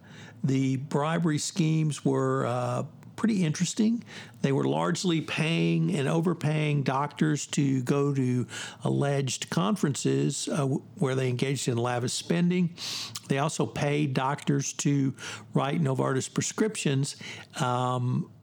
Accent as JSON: {"language": "English", "region": "the South", "country": "United States", "said": "as a Southerner"}